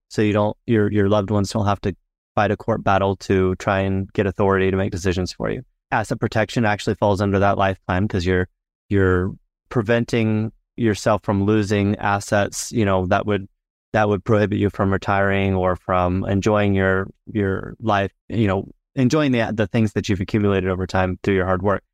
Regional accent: Florida, United States; moved away as an adult; also born or lived in Utah / Washington, D.C. / Houston, Texas; now in Southern Utah, United States; I was born and raised in Florida, go back actually several

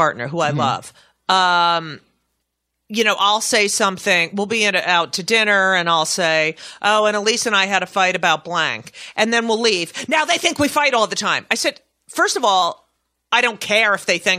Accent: New Jersey, United States; the Star Ledger, which is my hometown paper from New Jersey

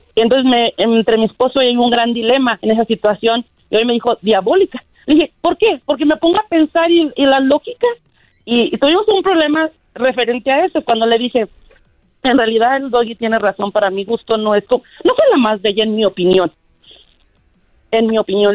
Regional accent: Mexico; Soy mexicana

